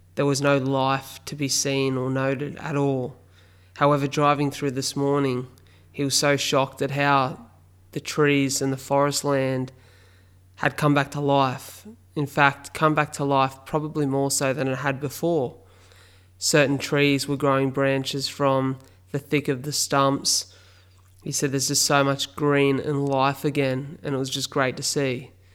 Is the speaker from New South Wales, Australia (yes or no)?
yes; Wollongong, New South Wales, Australia; here in my hometown of Wollongong